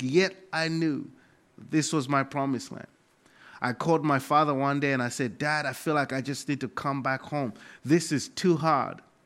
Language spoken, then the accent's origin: English; Malawi; moved away as an adult; now in United States; I come from Malawi, Africa